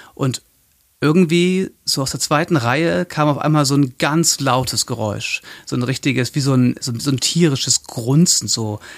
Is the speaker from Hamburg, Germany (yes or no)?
yes; Hamburg, Germany; also born or lived in Hildesheim; Ich komme aus Hamburg ursprünglich, bin da zur Schule gegangen, bin da aufgewachsen